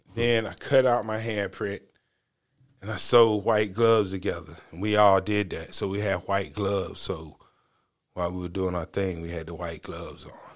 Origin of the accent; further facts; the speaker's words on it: North Carolina, United States; I'm not from the South Bronx. I'm not from New York. I'm from North Carolina.